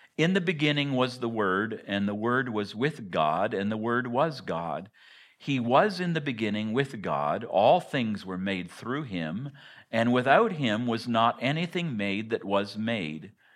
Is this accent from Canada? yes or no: yes; Hartington, Ontario, Canada; moved away as an adult; also born or lived in Harrowsmith, Ontario / Ottawa; now in Willow, United States; I grew, I grew up in Hardington, Ontario, which is even more in the sticks than Harrowsmith.